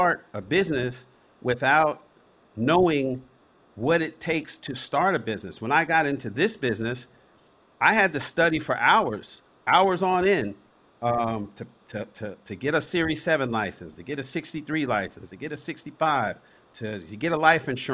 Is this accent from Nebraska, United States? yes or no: no; New York City, New York, United States; now in Los Angeles, United States; I was born in Harlem. I was born at Columbia Presbyterian Hospital.